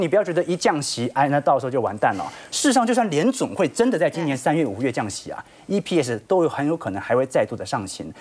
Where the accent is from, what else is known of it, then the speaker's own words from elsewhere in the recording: Taiwan; 过去我们台湾人很常投资美元啊